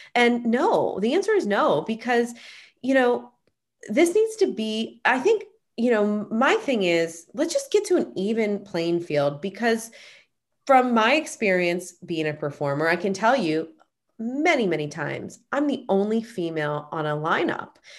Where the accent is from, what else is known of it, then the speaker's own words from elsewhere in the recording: Pittsburgh, Pennsylvania, United States; moved away as an adult; also born or lived in Boston / Los Angeles; now in Pittsburgh, United States; I grew up in Pittsburgh and then lived in Boston